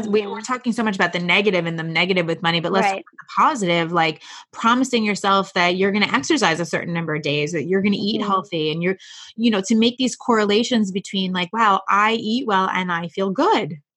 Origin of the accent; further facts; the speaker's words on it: New York, United States; I am a New Yorker